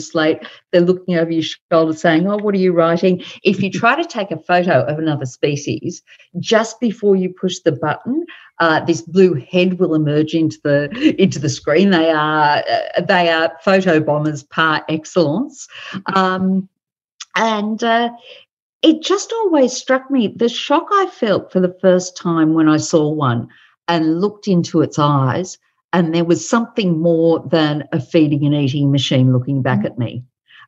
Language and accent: English; Sydney, New South Wales, Australia; growing up in Sydney